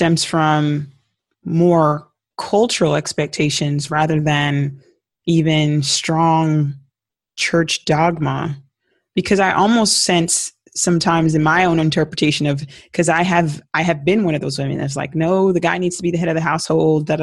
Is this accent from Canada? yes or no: no; Jamaica; I'm Jamaican.